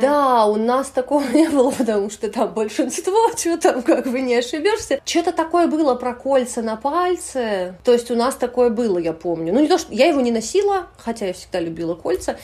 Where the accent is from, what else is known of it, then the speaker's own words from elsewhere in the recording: Samara, Samara Oblast, Russia; moved away as an adult; also born or lived in Moldova / Moscow, Russia; now in Saint Petersburg, Russia; Это Самара. Я выросла в Самаре